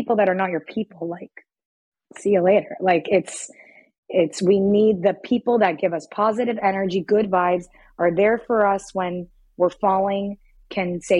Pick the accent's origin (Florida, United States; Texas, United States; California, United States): Florida, United States; Miami; moved away; I'm from Miami.